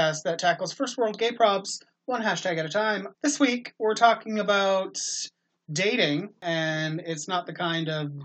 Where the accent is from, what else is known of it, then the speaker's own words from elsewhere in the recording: Canada; as a Canadian